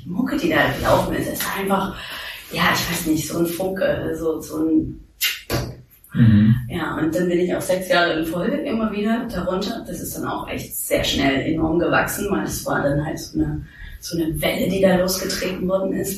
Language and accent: German; Thuringia, Germany; also born or lived in New York; now in Berlin, Germany; Ich komme aus Thüringen